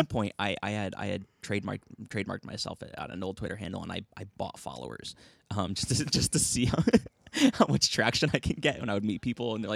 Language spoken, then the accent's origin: English; Connecticut, United States; I'm from Connecticut, so I'll say lit and bet